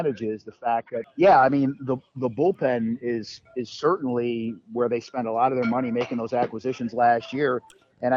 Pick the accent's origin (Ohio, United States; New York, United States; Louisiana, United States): Ohio, United States; Cleveland; now in Atlanta, United States; born and raised in Cleveland, Ohio